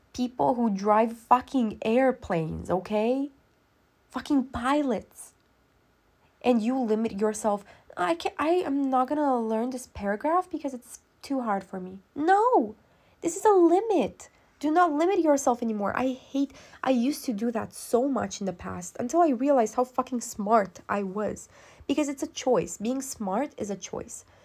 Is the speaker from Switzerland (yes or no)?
no; Romania; I'm not American, I'm Romanian